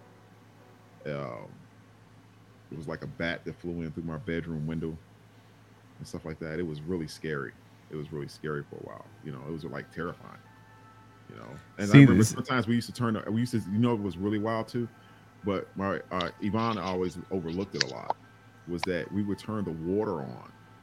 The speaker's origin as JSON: {"language": "English", "town": "Chicago Heights", "region": "Illinois", "country": "United States", "tie": "born or raised there", "said": "when I was a kid, growing up in Chicago Heights"}